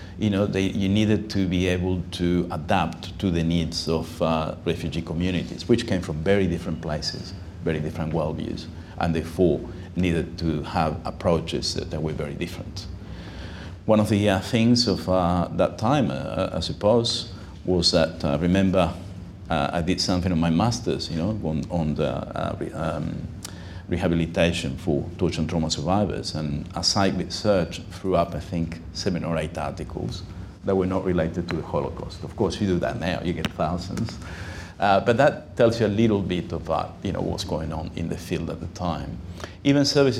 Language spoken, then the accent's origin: English; Uruguay; now in Sydney, Australia; I'm myself from Uruguay, I spoke Spanish well.